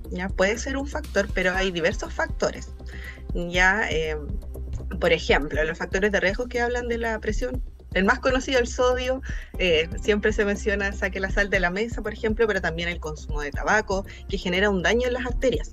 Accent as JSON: {"language": "Spanish", "country": "Chile", "said": "nosotros como chilenos"}